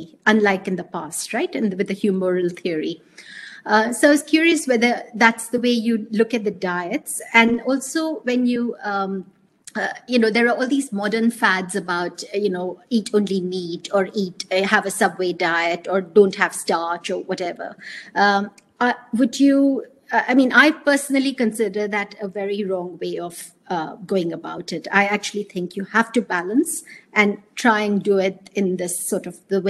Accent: South India, India; since I come from the South

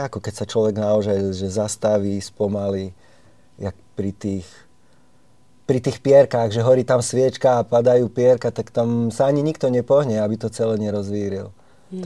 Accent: Štrba, Prešov Region, Slovakia; u nás v Štrbe, ja som zo Štrby

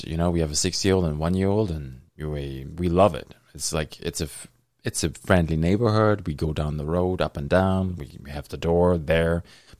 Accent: Germany; now in Thunder Bay, Canada; I grew up in Germany

